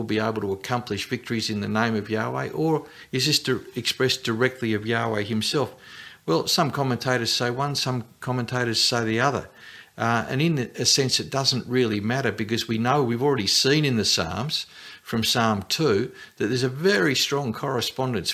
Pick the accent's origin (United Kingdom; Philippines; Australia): Australia; as an Australian